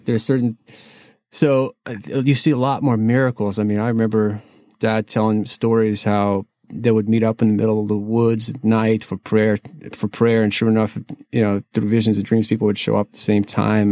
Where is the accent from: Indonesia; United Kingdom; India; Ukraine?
Ukraine; Kyiv; now in United States; I am originally from Kiev, Ukraine